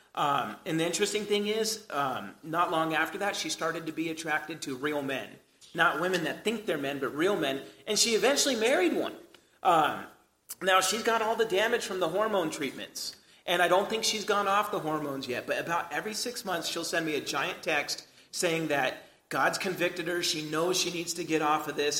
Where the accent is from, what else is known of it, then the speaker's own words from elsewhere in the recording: United States; us as American Christians